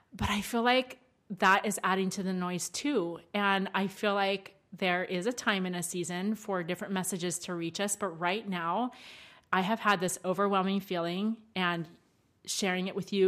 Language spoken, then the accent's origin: English; Maryland, United States; accent: twang; moved away; I'm from more of the South, like Maryland